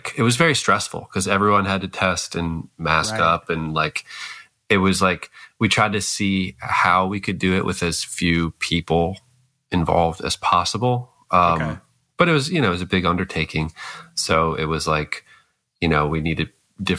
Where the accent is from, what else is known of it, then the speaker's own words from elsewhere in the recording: Scranton, Pennsylvania, United States; I'm from Scranton